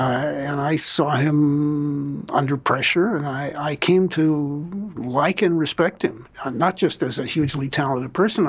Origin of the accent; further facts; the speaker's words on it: Los Angeles, California, United States; Yeah, I was born in Los Angeles. I'm the only person you ever met who was born in Los Angeles, at least at my age. And I grew up here.